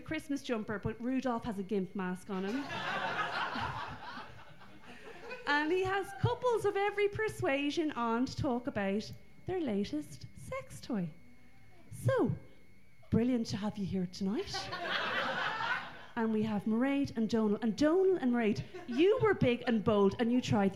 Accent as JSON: {"language": "English", "country": "Ireland", "said": "I'm Irish"}